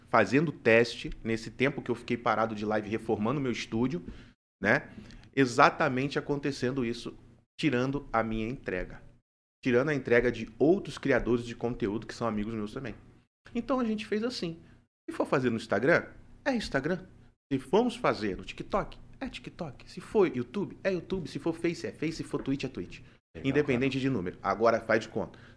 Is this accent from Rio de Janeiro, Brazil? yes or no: yes; Rio de Janeiro, Brazil; moved away as an adult; now in Maringá, Brazil; sou carioca da Gema.